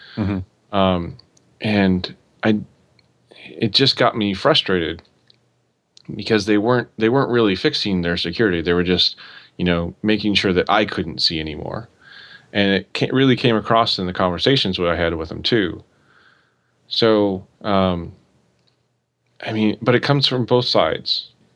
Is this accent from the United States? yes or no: yes; Oregon, United States; I grew up in Oregon